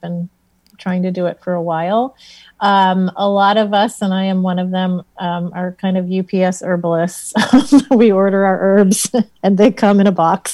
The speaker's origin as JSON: {"language": "English", "region": "Ohio", "country": "United States", "tie": "born or raised there", "also_born_or_lived": "Vermont / California", "moved": "yes", "lives_now": "Pioneer Valley, Massachusetts, United States", "said": "I grew up in Ohio and lived in the Midwest."}